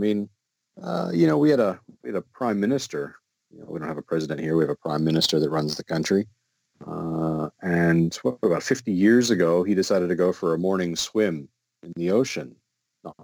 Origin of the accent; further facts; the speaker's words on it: Midwest, United States; now in Australia; Growing up in the Midwest, we had rattlesnakes. And rattlesnakes were great because they'd warn you, right? You'd hear a rattle and you know, oh, crap, better stay away from that. We don't have that luxury down here. Where I live in the state of Victoria